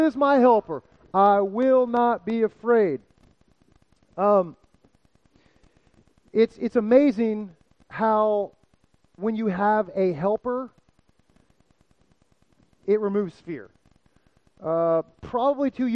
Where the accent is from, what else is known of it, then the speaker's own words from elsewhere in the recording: South Florida, United States; moved away; I'm from South Florida